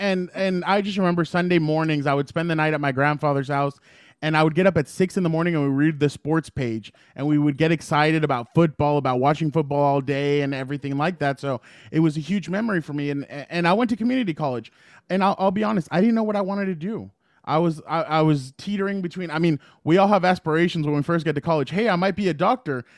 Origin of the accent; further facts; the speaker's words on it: San Diego, California, United States; I grew up in San Diego